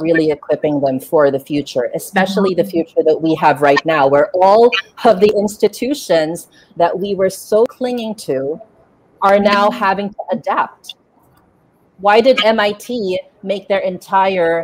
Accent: Philippines; I grew up in Asia

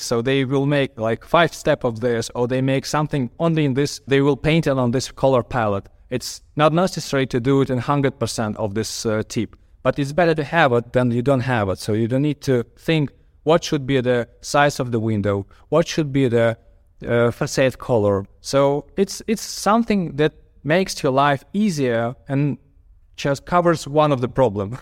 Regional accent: Kyiv, Ukraine; a architect from Kyiv.

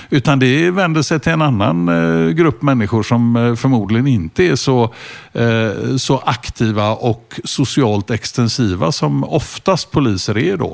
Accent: Gothenburg, Västra Götaland, Sweden; also born or lived in Hisingen / Stockholm; Jag började ute på Hisingen då första året och sen växte jag upp ute i Askim mm. söder om Göteborg

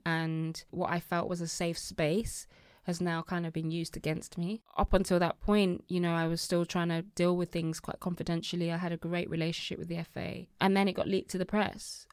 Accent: Birmingham, West Midlands, United Kingdom; also born or lived in Nigeria; a young girl from Birmingham

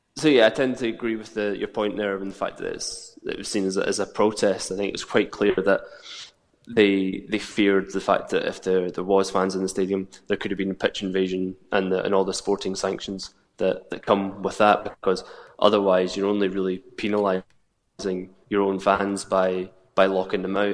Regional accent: Scotland, United Kingdom; as a Scot

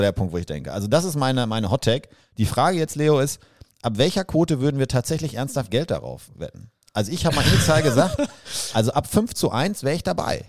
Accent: Germany; also born or lived in Vancouver, Canada; ich gehe jetzt zum ersten Mal als Deutscher

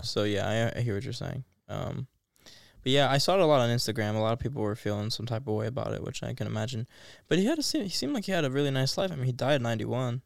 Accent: United States; I'm American

